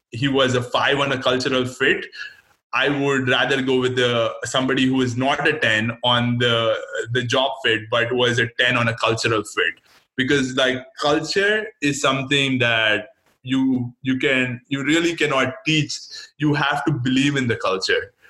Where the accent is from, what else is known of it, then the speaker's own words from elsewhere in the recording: India; now in United States; I was born and raised in India, and then I did uh, most of my education here, and I've actually only worked in the United States.